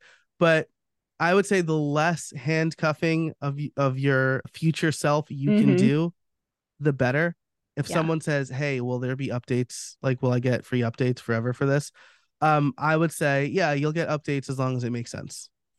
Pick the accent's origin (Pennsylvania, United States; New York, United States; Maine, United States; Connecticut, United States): New York, United States; moved away; I'm from New York.